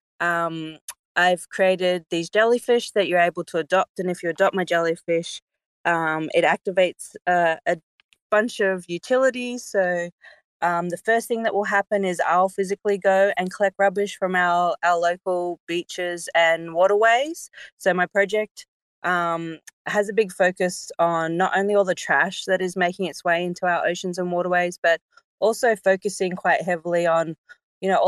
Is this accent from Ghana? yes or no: no; Sabah, Malaysia; now in Australia; I was born in Malaysia